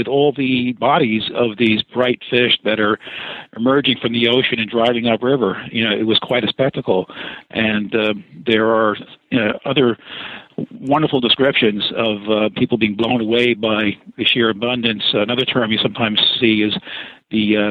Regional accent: New York City, New York, United States; I grew up in the Bronx

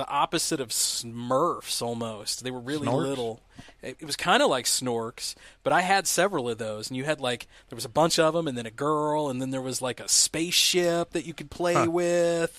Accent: a little town in Illinois, United States; moved away; this little town in Illinois

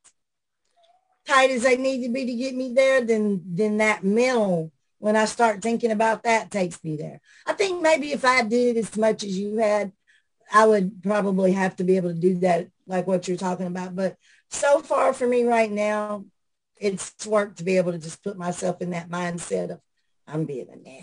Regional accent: outside Nashville, Middle Tennessee, United States; Right outside of Nashville. I was born and raised here.

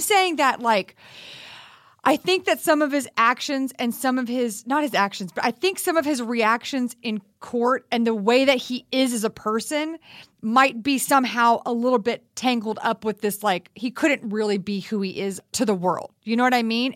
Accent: Texas, United States; I grew up in Texas

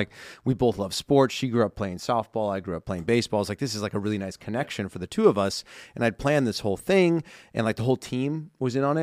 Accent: Simi Valley, California, United States; I'm from Southern California, I live in Southern

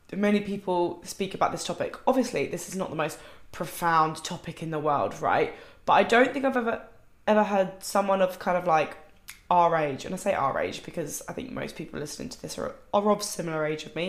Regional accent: United Kingdom; I'm British.

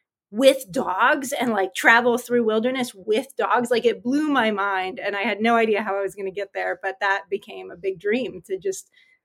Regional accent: California, United States; also born or lived in Norway; growing up in California, I really wanted to go somewhere north. My family lived in Norway a little bit when I was a kid and I loved it.

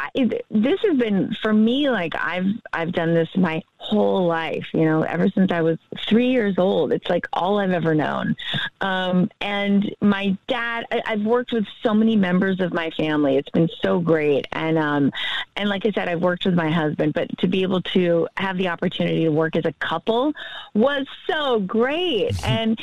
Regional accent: Powder Springs, Georgia, United States; moved away; my hometown

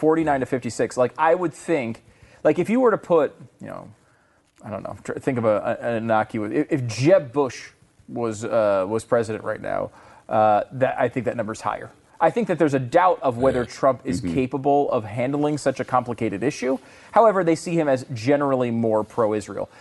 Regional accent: Canada; moved away; also born or lived in United States; a Canadian sports celebrity

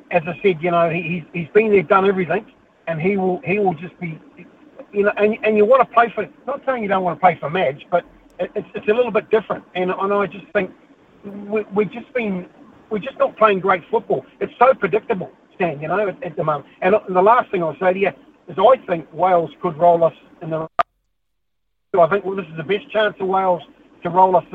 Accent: New Zealand; being a Kiwi

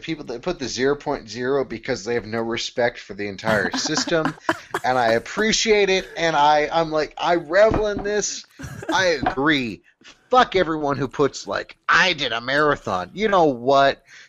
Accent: United States; also born or lived in Boston; I'm an American

